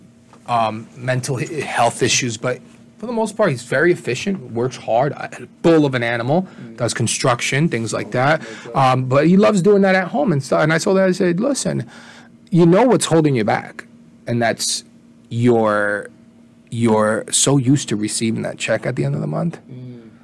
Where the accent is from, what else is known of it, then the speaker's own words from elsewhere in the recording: Jersey City, New Jersey, United States; also born or lived in Puerto Rico / Brooklyn, New York City / Newark; I grew up for the most part in Jersey City, lived in Newark.